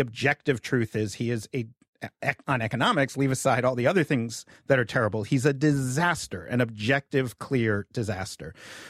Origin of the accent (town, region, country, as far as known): United States